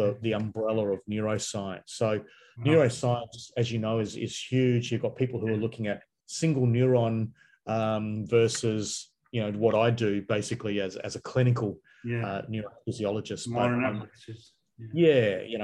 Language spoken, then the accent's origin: English; Perth, Western Australia, Australia; I grew up in Perth, which is on the west side of Australia.